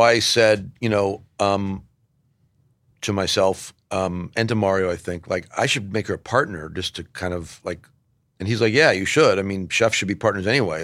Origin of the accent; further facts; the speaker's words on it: Southern California, United States; also born or lived in Bay Area; now in New York, United States; I grew up in Southern California